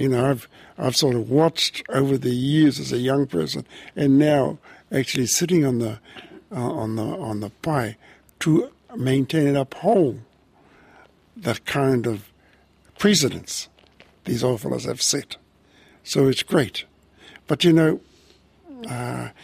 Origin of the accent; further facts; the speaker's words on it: Te Teko, Bay of Plenty, New Zealand; moved away as an adult; now in Awahou, New Zealand; My mother was from here. I grew up in Te Teko